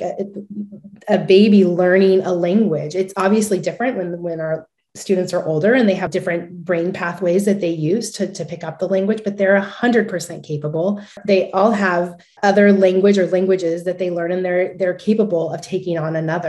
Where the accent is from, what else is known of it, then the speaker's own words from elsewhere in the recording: California, United States; I'm from California